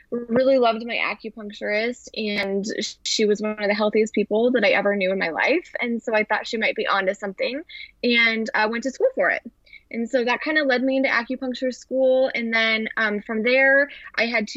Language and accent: English; Western Nebraska, United States; moved away as an adult; also born or lived in Arizona; I grew up in Western Nebraska